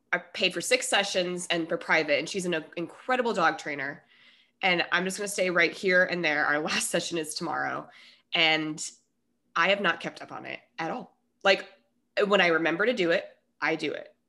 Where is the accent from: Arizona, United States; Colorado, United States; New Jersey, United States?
Colorado, United States; moved away as an adult; also born or lived in Minnesota; now in California, United States; I was born in Minnesota. I moved to Colorado now. It's ten, so I'm from Colorado mostly.